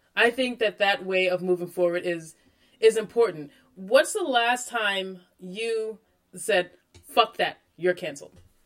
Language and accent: English; Freeport, New York, United States; I grew up on Long Island um, in New York, in Freeport